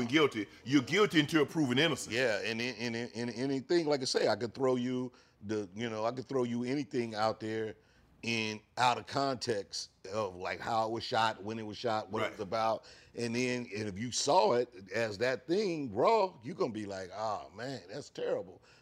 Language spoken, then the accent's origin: English; St. Louis, Missouri, United States; growing up in St. Louis